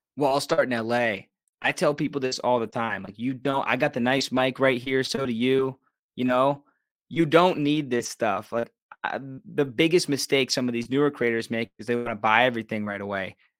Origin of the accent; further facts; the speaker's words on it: Pittsburgh, Pennsylvania, United States; moved away as an adult; also born or lived in Los Angeles; And I just love Pittsburgh. This is my hometown.